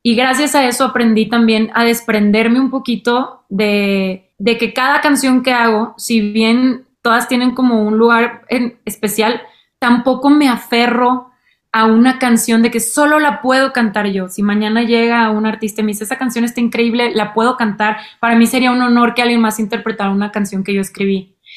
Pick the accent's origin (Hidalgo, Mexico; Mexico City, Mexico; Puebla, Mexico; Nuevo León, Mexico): Nuevo León, Mexico; Monterrey; en mi adolescencia, en Monterrey